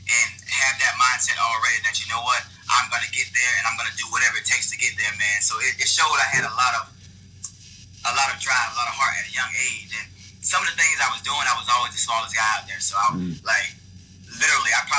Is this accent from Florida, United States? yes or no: yes; Largo, Florida, United States; moved away as an adult; now in Nashville, United States; I'm from Largo, Florida, St. Petersburg area